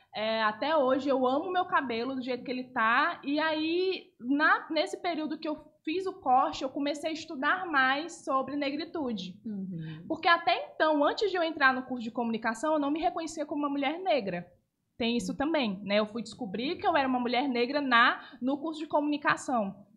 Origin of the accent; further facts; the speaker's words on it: Parnaíba, Piauí, Brazil; also born or lived in Manaus; eu nasci em Manaus, mas eu me considero parnaibana